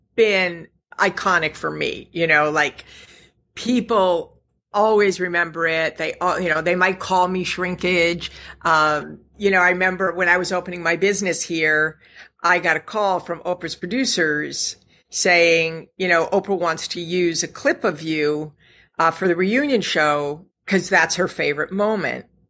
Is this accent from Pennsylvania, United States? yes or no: yes; Scranton, Pennsylvania, United States; I'm from Scranton, Pennsylvania